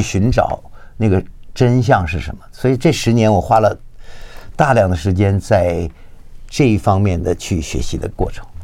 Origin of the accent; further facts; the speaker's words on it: Beijing, China; moved away; 吃的东西跟我小时候在北京吃的就很多相似的东西